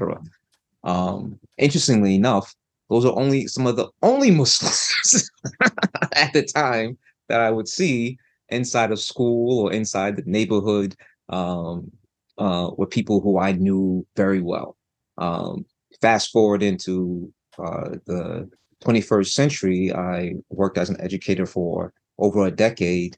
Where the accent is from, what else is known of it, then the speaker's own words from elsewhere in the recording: New York City, New York, United States; I was born actually in New York City, Harlem, New York